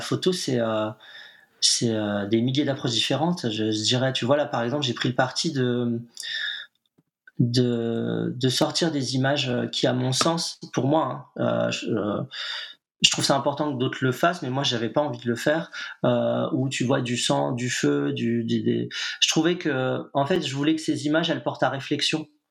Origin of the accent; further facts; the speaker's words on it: Nantes, Pays de la Loire, France; je suis nantais